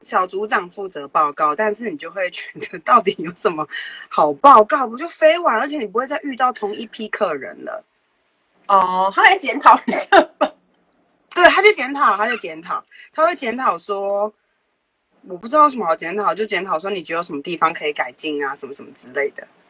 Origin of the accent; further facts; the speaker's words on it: Taiwan; 我们就是台湾人